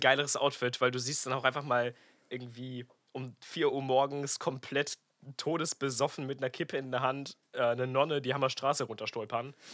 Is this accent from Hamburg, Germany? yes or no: no; Münster, North Rhine-Westphalia, Germany; moved away; Ich bin auf jeden Fall gerade in meiner Heimat Münster